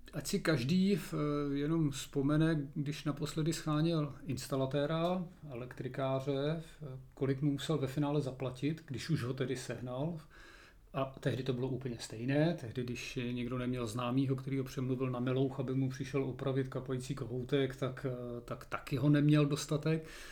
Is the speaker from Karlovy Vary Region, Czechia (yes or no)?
yes; Chodov area, Karlovy Vary Region, Czechia; v Karlovarském kraji nebo tady u nás na Chodovsku